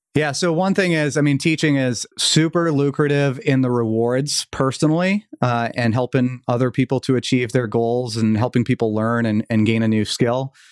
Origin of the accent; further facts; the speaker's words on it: outside of Boston, Massachusetts, United States; also born or lived in Vermont; I moved back to Massachusetts, where I grew up outside of Boston.